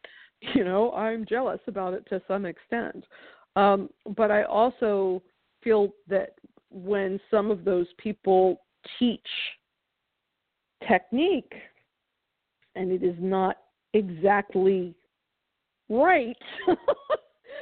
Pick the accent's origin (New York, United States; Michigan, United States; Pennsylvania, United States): New York, United States; Being a New Yorker